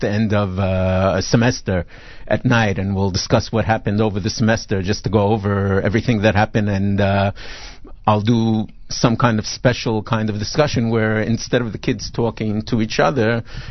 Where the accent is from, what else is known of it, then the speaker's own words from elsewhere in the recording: New York City, New York, United States; moved away as an adult; also born or lived in Brooklyn / Flatbush; now in Israel; Born in Brooklyn, grew up in Queens mainly